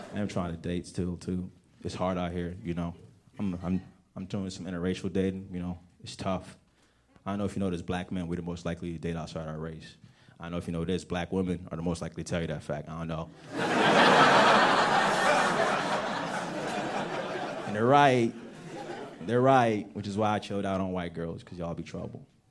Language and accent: English; right outside of Washington D.C., District of Columbia, United States; also born or lived in Nigeria; I'm from Africa, but I grew up right outside of Washington D.C.